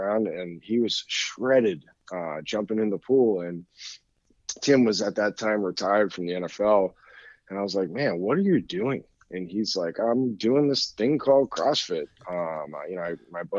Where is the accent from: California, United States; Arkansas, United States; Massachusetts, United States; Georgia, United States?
Massachusetts, United States; Danvers; a gym in my hometown in Danvers, Massachusetts